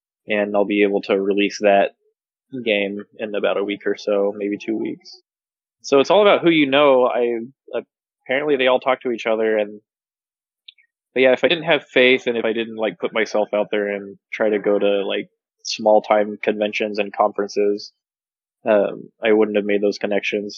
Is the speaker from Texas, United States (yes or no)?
yes; Texas, United States; I'm from Texas